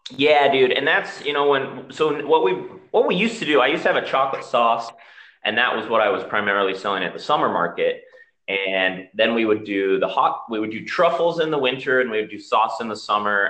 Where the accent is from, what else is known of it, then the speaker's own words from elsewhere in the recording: Utah, United States; moved away as an adult; I grew up in Utah, so I decided to come back here